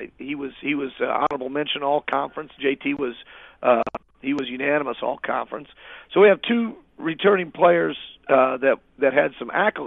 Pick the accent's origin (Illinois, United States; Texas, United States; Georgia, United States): Illinois, United States; Washington; as a kid growing up in Washington, we played Olympia, we played Central Catholic